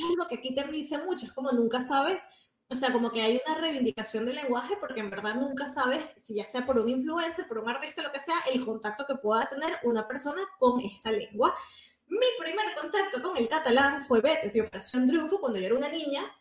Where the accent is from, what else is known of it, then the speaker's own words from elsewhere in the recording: Venezuela; accent: Venezuelan; now in Spain; son venezolanos y hablan como venezolanos